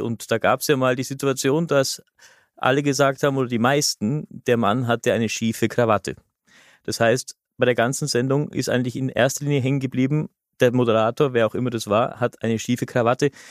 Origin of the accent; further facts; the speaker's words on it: Austria; bei uns in Österreich